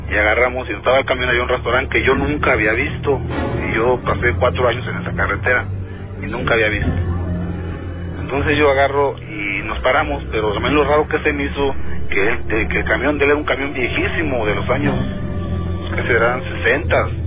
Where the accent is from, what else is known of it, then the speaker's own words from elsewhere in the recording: Mexico City, Mexico; Yo le dije, no, pues yo vengo de la Ciudad de México.